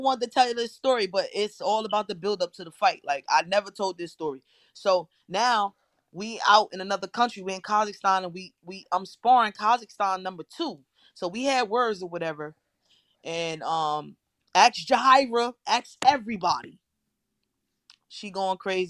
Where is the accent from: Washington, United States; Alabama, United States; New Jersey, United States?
New Jersey, United States; Paterson; I'm from Paterson, New Jersey